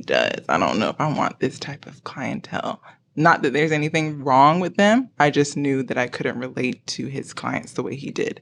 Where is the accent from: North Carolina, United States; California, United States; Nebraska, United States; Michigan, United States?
North Carolina, United States; Greensboro; now in Charlotte, United States; I am from Greensboro, North Carolina.